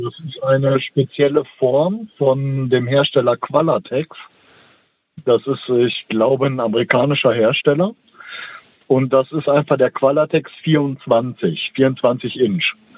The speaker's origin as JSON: {"language": "German", "town": "Dortmund", "region": "North Rhine-Westphalia", "country": "Germany", "tie": "born or raised there", "moved": "yes", "said": "Das ist also meine Heimatstadt, auch wenn ich nicht mehr da wohne"}